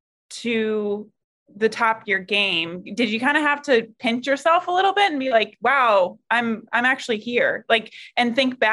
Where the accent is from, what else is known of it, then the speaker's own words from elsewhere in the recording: Maryland, United States; I grew up in Maryland going to Laurel Park